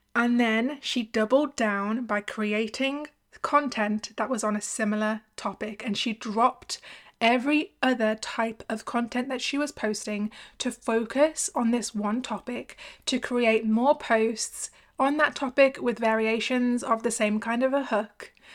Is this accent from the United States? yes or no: no; United Kingdom; I'm from the U K, like them